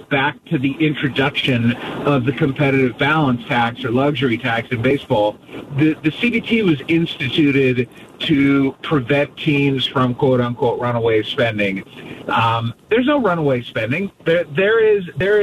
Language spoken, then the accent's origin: English; Cleveland, Ohio, United States; now in Kansas City, United States; I grew up in Cleveland.